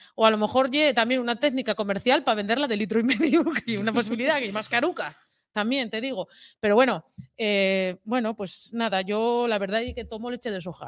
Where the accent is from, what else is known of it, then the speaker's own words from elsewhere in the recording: eastern Asturias, Spain; como hostelera que fui del oriente de Asturias